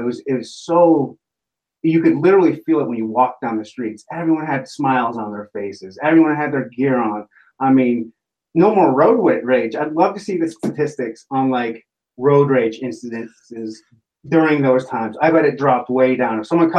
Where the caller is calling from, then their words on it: Liberty, Missouri, United States; Right now, I am in a suburb called Liberty, Missouri. It's just outside of Kansas City.